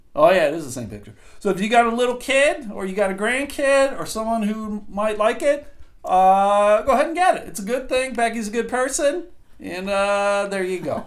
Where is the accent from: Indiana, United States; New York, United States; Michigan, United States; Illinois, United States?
New York, United States; Buffalo; where I grew up in Buffalo